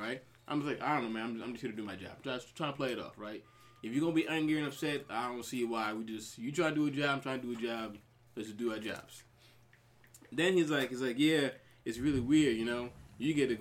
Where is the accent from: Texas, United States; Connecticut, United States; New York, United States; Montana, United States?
New York, United States; Long Island; also born or lived in Brooklyn, New York; I'm from New York, born in Brooklyn, raised on Long Island